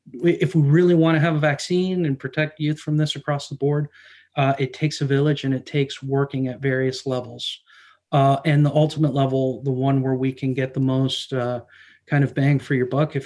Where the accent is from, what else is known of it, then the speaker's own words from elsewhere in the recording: United States; I grew up here in the States